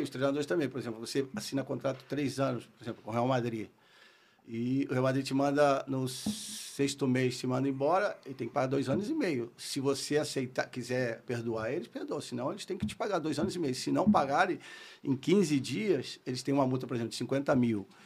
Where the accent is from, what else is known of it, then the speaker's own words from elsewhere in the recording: Rio de Janeiro, Brazil; accent: carioca; moved away as an adult; also born or lived in Minas Gerais / Spain; vim com um ano para o Rio, então tenho sotaque carioca